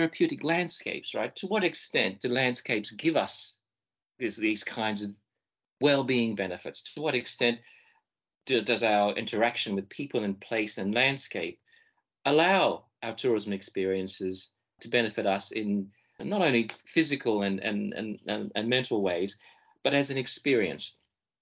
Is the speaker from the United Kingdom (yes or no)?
no; Australia; moved away as an adult; also born or lived in Fiji; now in Wakayama, Japan; I was born in the Pacific Islands in Fiji and I grew up in Australia.